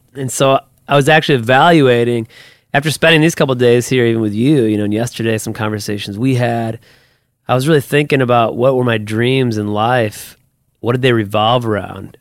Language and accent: English; Toledo, Ohio, United States; also born or lived in Perrysburg, Ohio; I grew up in Toledo, so my wife and I were actually both born at the Toledo Hospital